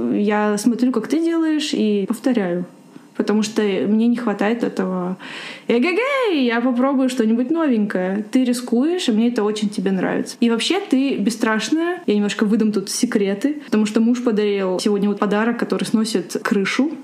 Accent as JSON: {"language": "Russian", "country": "Ukraine", "moved": "yes", "said": "я, кстати, из Украины"}